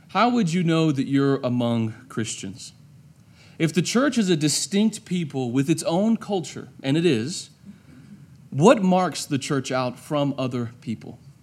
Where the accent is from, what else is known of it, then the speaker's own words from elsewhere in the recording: United States; I'm an American